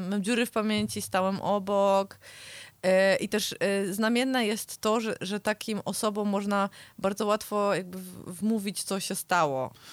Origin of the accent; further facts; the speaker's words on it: the mountains, Poland; jestem z gór